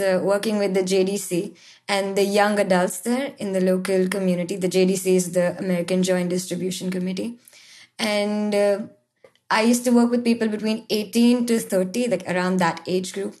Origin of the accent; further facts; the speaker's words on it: India; moved away as an adult; now in Israel; growing up in India is like always being the only Jewish girl in your class in school